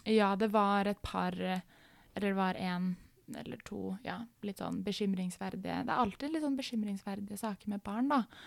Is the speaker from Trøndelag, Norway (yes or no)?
no; Oslo, Norway; moved away as an adult; hele miljøet mitt er veldig liksom hjemme i Oslo